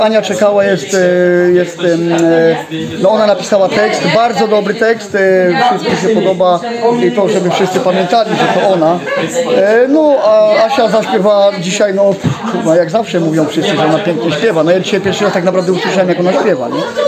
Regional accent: Szczecin, West Pomeranian Voivodeship, Poland; Jestem ze Szczecina.

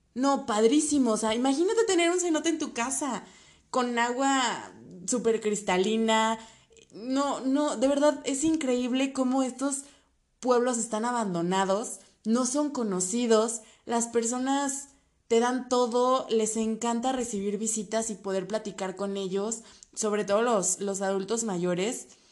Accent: State of Mexico, Mexico; En mi caso, escuchaban mi acento y me decían que de dónde venía. Les comentaba que era del Estado de México

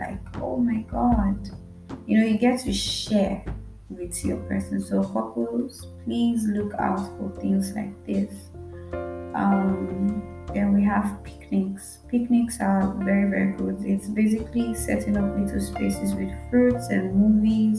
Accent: Nigeria; as a Nigerian girl

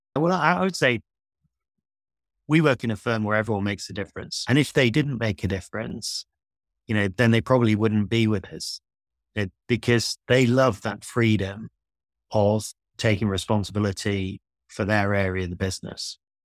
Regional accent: Yorkshire and the Humber, United Kingdom; I grew up in North Yorkshire, where I am today, in fact, in a small village

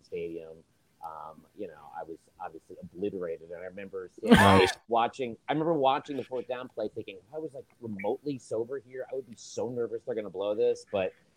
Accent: Westchester, New York, United States; growing up in New York

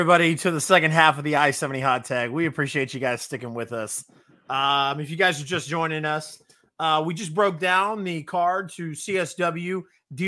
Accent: Raymore, Missouri, United States; Growing up in Raymore and living in Raymore

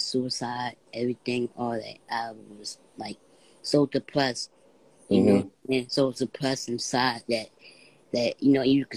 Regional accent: Philadelphia, Pennsylvania, United States; I came from Philadelphia, PA.

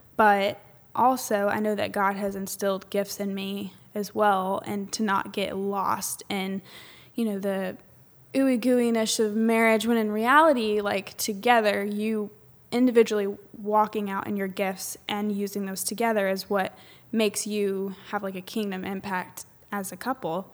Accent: Southern Illinois, United States; moved away as an adult; now in Atlanta area, United States; I'm from Southern Illinois

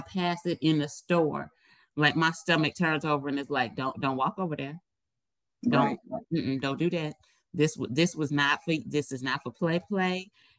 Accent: United States; she heard my accent. She was like, are you from the United States? I said, yeah.

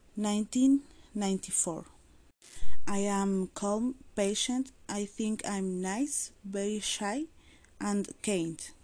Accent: Mexico; also born or lived in Santa Catarina, Nuevo León; I am Mexican

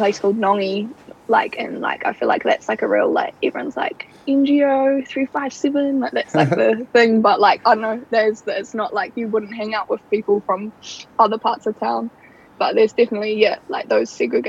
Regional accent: Rotorua, Bay of Plenty, New Zealand; I'm from Rotorua

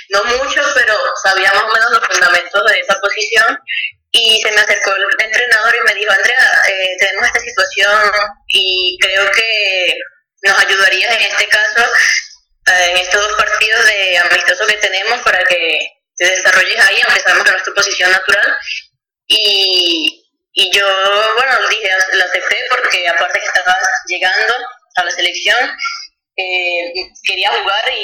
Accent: Venezuela; Como buena venezolana.

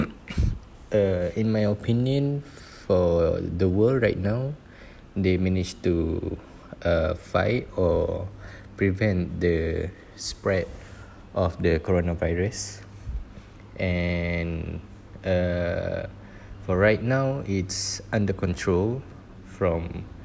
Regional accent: Malaysia; we as a Malaysian

